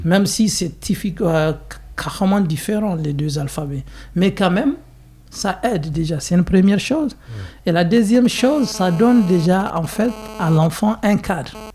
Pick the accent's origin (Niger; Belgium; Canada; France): Niger; Zinder, Zinder Region; French is a second language; moved away as an adult; also born or lived in Egypt; now in Switzerland; je suis né au Niger, dans une ville qui s'appelle euh, Zinder. C'est encore la deuxième grande ville